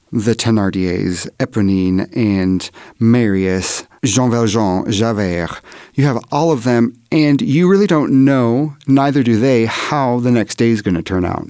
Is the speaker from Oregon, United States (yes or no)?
yes; Oregon, United States; I'm from Oregon